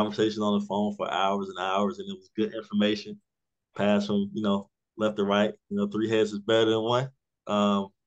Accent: South Carolina, United States; Born and raised in South Carolina.

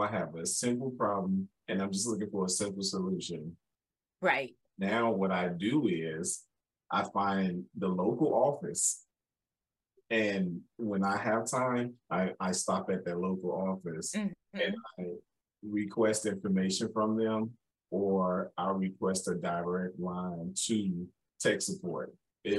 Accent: Chicago, Illinois, United States; I'm originally from

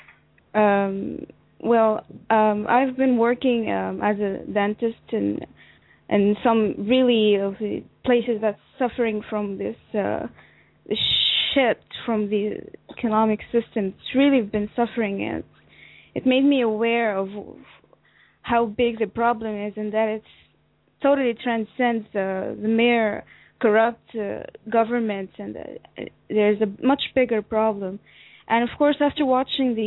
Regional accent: Egypt; I'm from Egypt. I'm 25.

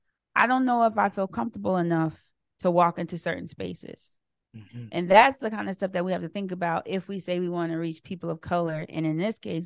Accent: Lawrenceville, Virginia, United States; But I think back to where I grew up in Lawrenceville, Virginia.

